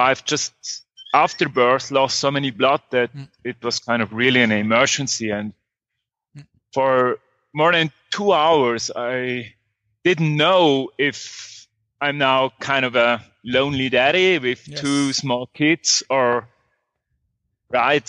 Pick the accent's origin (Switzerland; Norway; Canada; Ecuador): Switzerland; moved away as an adult; now in Guatemala; I grew up in Switzerland and studied there computer science